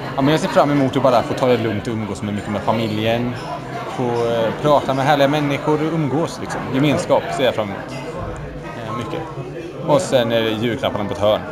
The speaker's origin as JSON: {"language": "Swedish", "country": "Sweden", "said": "oss som välmående svenskar"}